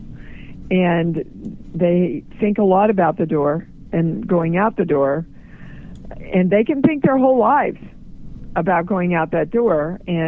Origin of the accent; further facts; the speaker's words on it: Midwest, United States; I'm from the Midwest